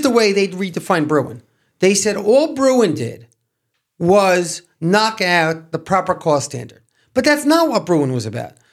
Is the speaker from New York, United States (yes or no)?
yes; New York City, New York, United States; moved away; I'm a kid from Brooklyn